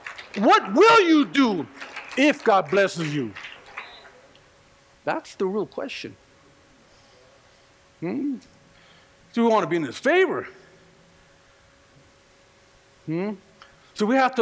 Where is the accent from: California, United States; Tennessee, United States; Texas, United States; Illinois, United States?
California, United States; now in Colorado, United States; I'm just from California